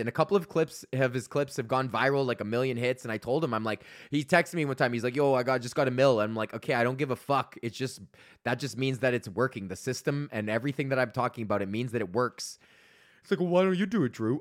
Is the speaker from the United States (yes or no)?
no; Georgetown, Ontario, Canada; I was in Georgetown, here in Georgetown, and my hometown